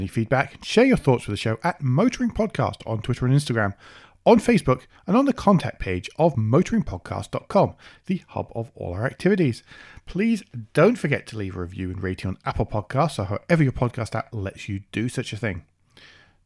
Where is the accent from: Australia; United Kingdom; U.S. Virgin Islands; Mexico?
United Kingdom; I'm British.